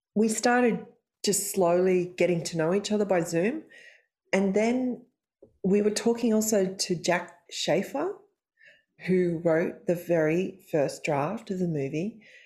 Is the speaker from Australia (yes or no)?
yes; Australia; I'm Australian